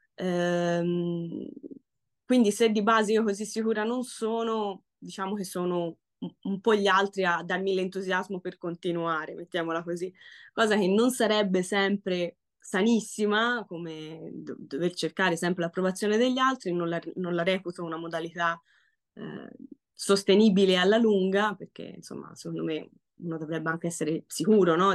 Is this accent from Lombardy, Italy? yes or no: no; Florence, Tuscany, Italy; accent: Florentine; il mio accento fiorentino